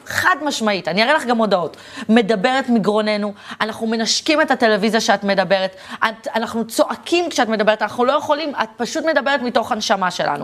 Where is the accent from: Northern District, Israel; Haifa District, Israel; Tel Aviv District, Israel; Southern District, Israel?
Tel Aviv District, Israel; Tel Aviv; תחנה מרכזית ישנה, שם נולדתי, גדלתי והתחנכתי